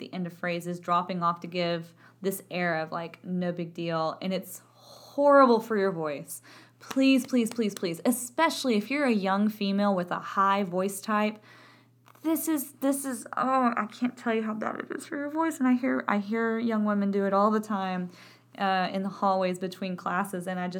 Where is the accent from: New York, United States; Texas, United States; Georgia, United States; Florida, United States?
Texas, United States; accent: Texan; A, because of my accent. I'm from Texas, and my accent had a lovely time of affecting my vowel production